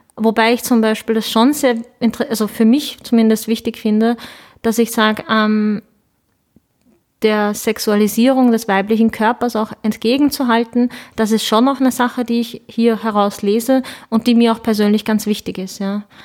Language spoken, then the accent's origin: German; Lower Austria, Austria; German is a second language; also born or lived in Ankara, Turkey; bin dann mit ähm, sieben Jahren mit meinen Eltern nach Niederösterreich gezogen. Ich habe dann ziemlich bald, ziemlich schnell, ziemlich gut, würde ich meinen, Deutsch gelernt